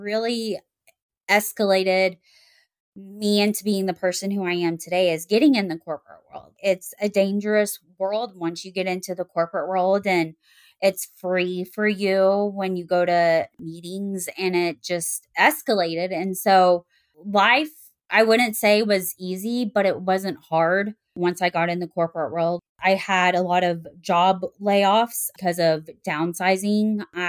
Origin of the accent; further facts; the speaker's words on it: Little Rock, Arkansas, United States; also born or lived in Texas; is I was born in Texas and then grew up in Little Rock, Arkansas, moved around a whole lot.